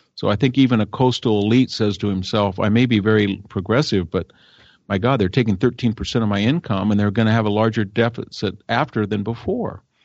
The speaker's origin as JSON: {"language": "English", "region": "California", "country": "United States", "tie": "born or raised there"}